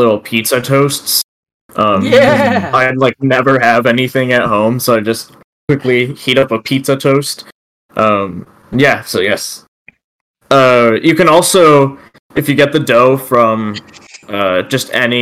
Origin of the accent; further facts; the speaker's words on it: Texas, United States; I grew up in Texas as well